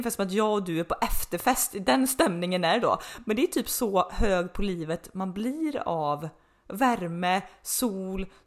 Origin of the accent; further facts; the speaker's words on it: Uddevalla, Västra Götaland, Sweden; från Uddevalla. Det var så här, men den dagen vi, vi fick liksom också visa lite våra smultronställen där vi växte upp